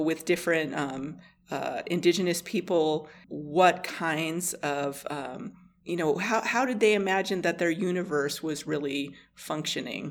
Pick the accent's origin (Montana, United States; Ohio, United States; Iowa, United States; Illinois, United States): Montana, United States; Blackfeet Reservation; moved away as an adult; also born or lived in Colorado; I grew up on the Blackfeet Reservation